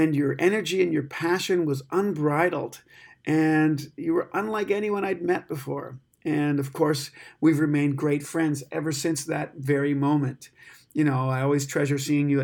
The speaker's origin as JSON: {"language": "English", "country": "Canada", "said": "me being Canadian"}